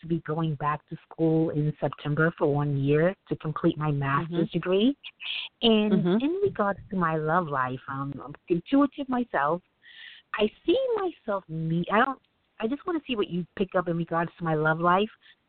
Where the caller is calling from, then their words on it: New York, United States; I'm calling from New York.